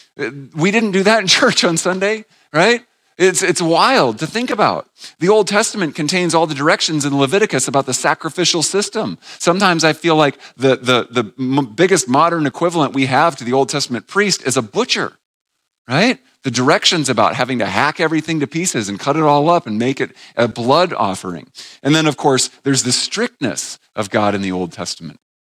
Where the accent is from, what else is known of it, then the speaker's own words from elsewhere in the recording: New England, United States; moved away; I grew up in New England, about an hour and a half north of Boston